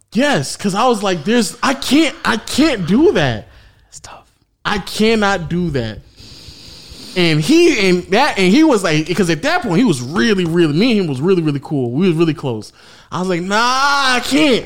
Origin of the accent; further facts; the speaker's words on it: the South, United States; accent: southern; sometimes my southern accent comes out